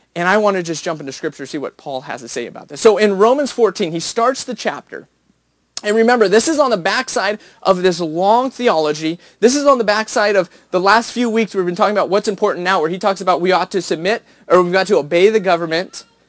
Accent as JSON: {"language": "English", "country": "United States", "said": "as an American"}